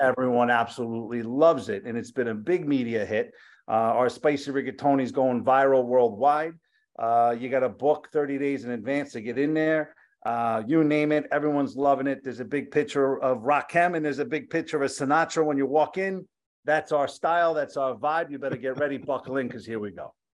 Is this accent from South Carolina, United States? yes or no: no; Yonkers, New York, United States; also born or lived in Bronx; my family's all from the Bronx. I grew up in Yonkers